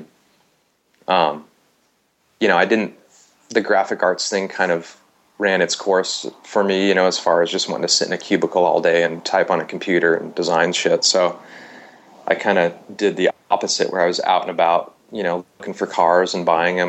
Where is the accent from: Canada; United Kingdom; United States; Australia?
United States; Watsonville, California; I grew up in Watsonville, which is a little south of Santa Cruz